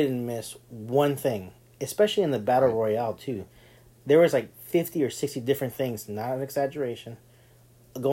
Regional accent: Texas, United States; I'm from Texas, and I'm Hispanic

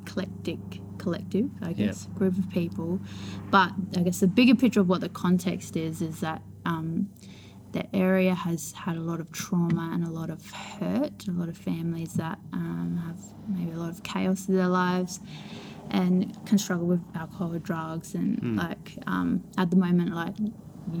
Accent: Elizabeth, South Australia, Australia; I was born in Elizabeth

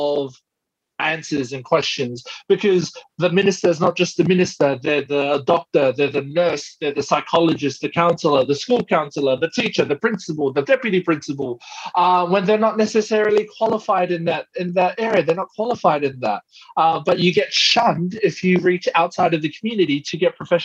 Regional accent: Porirua, Wellington, New Zealand; now in Australia; when I went into my hometown in Porirua

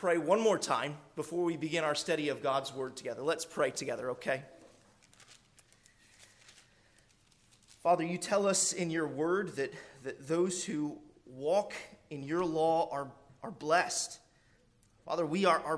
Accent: Arkansas, United States; You might could say, I was born in Arkansas, so might could is a southern phrase

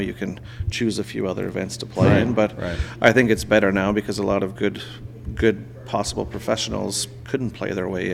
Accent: Kitimat, British Columbia, Canada; now in Charlottetown, Canada; I'm born and raised in British Columbia, actually, so I grew up in a small town on the northwest coast called Kitimat.

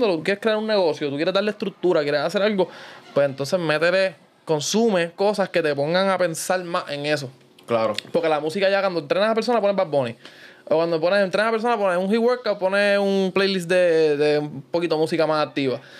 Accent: Guaynabo, Puerto Rico; yo soy de Guaynabo

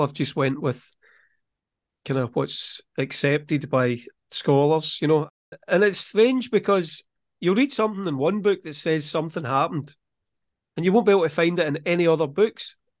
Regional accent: Scotland, United Kingdom; I'm from Scotland.

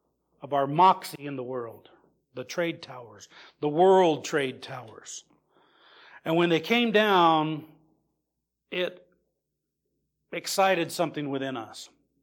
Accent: Lebanon; Well, I'm from Lebanon, where we have those beautiful cedars.

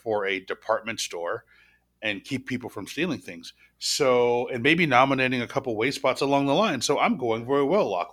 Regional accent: Portland, Oregon, United States; moved away; also born or lived in Oakland, California; I was raised in Portland, Oregon

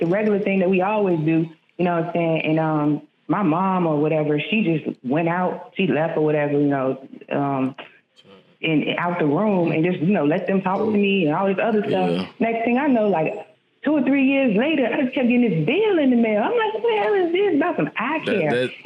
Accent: Maryland, United States; I'm from the Maryland

